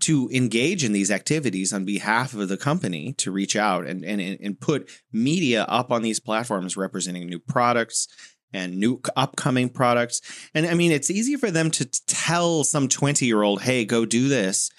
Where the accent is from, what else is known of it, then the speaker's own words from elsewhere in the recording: United States; as an American